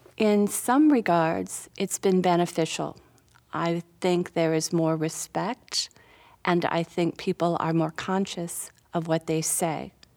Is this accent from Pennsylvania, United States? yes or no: no; Minnetonka, Minnesota, United States; now in South Carolina, United States; I grew up in Minnetonka, Minnesota